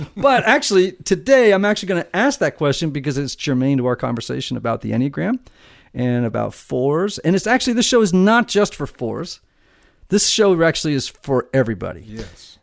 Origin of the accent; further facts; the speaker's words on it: Connecticut, United States; near my hometown in uh, in Connecticut, right across the water